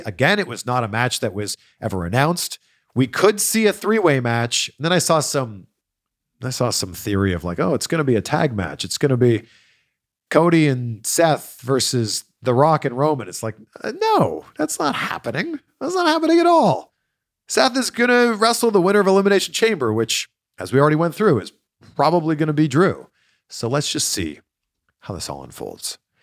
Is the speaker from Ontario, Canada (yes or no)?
yes; Pickering, Ontario, Canada; Pickering, my hometown